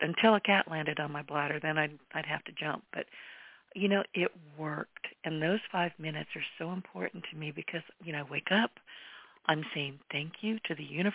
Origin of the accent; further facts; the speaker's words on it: United States; I have always been a very grateful American and so glad that I was born here